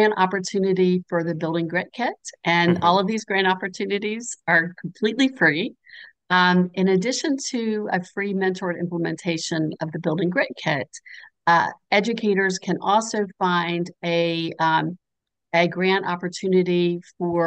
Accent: the South, United States; as a Southerner

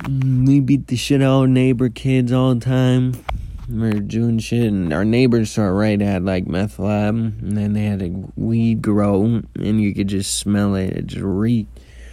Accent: Columbia Heights, Minnesota, United States; also born or lived in Anoka; it was before, and then I grew up in Columbia Heights, and then we moved when I was a baby.

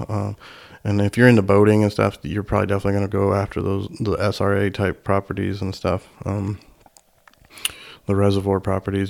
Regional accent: Indiana, United States; my home state of Indiana

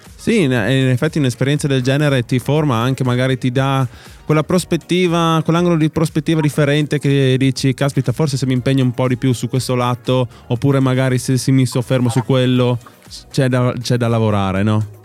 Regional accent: Upper Carnia, Friuli-Venezia Giulia, Italy; noi siamo dell'Alta Carnia, Alto Friuli

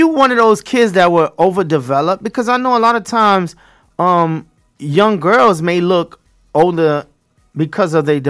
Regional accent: New York, United States; moved away; also born or lived in Florida; I grew up in New York, Brooklyn, East New York, Brownsville.

